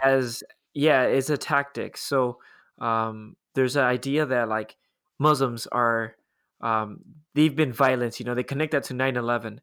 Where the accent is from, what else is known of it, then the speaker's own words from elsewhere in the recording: Los Angeles, California, United States; growing up, I grew up in Los Angeles, we always had earthquake drills